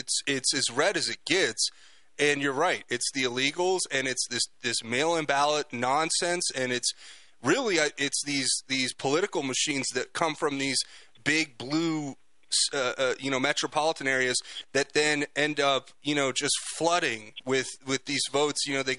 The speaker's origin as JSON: {"language": "English", "region": "South Florida", "country": "United States", "tie": "born or raised there", "also_born_or_lived": "California", "moved": "yes", "said": "I grew up in South Florida"}